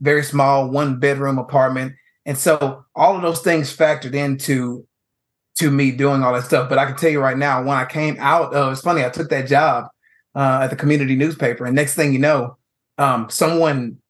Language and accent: English; New Caney, Texas, United States; I'm a writer from New Caney, Texas, who came out with a dream.